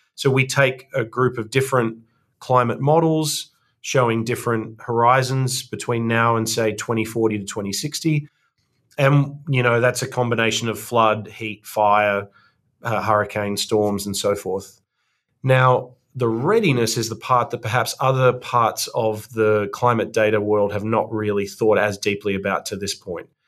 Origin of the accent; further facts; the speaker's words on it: Australia; accent: Australian; moved away as an adult; now in Cambridge, United States; As the audience will tell from my accent, I'm Australian